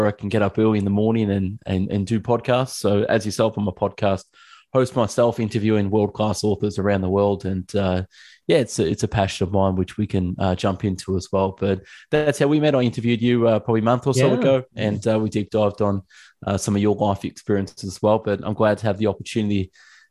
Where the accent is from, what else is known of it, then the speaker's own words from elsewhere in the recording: Melbourne, Victoria, Australia; Yes, I am from Australia. I'm from Melbourne, Australia, down under